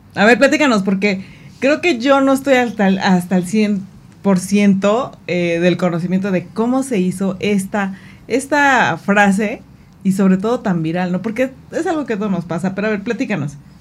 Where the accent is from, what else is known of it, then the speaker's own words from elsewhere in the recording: Mexico; como buen mexicano